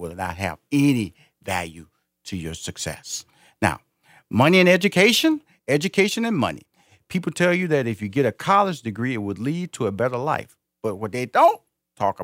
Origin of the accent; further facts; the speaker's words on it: Houston, Texas, United States; Houston is my where I was born and raised